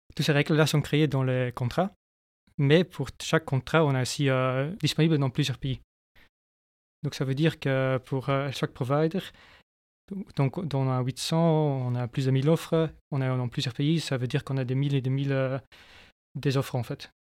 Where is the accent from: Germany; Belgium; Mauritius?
Belgium; Flanders; moved away as an adult; now in France; je viens de la Flandre. Je suis depuis 4 ans maintenant, je crois, en France.